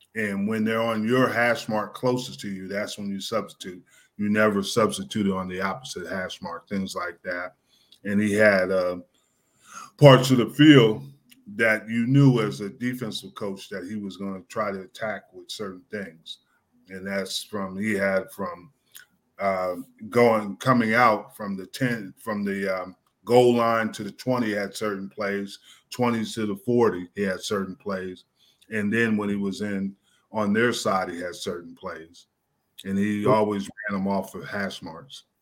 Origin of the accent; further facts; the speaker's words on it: New Jersey, United States; moved away; I grew up in New Jersey. I grew up not that far from um, the stadium